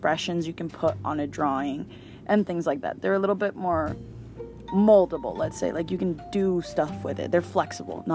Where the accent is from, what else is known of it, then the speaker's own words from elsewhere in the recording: Mexico; I'm from Mexico